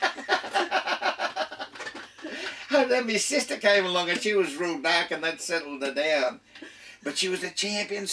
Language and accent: English; Carlton, Australia; also born or lived in Kings Cross, Sydney / Glebe, Sydney; my earliest recollections is that in our house in 7 Westbourne Street, Carlton, I was born in King's Cross up here, lived in Glebe for a while, but I don't remember that. I remember getting to Carlton